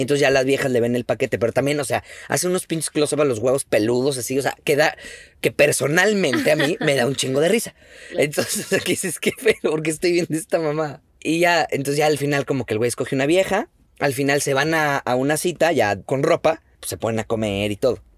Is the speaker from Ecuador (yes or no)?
no; Mexico; como mexicano